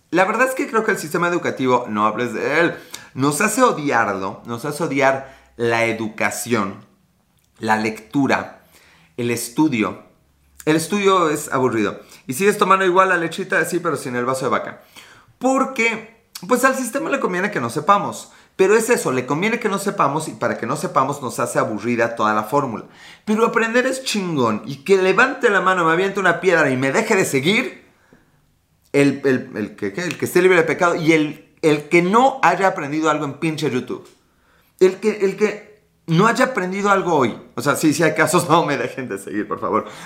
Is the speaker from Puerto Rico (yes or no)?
no; Chile; Yo soy chileno, ¿y por qué Chile? Sé por qué Chile, por qué Chile, por qué, es Chile.